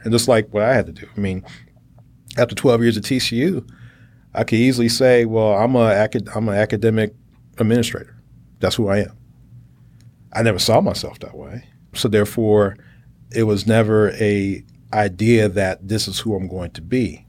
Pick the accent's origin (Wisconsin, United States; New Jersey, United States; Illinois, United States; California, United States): Illinois, United States; Chicago; moved away as an adult; also born or lived in Indiana / Texas; I'm from Chicago. I'm a Midwesterner